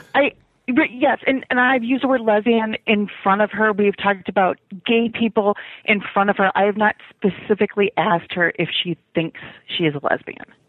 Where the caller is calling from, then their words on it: Chicago, Illinois, United States; I'm calling from Chicago